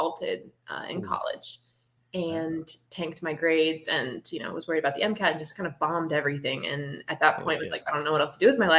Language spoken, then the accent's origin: English; New Orleans, Louisiana, United States; moved away; I'm from New Orleans originally, and I went through Katrina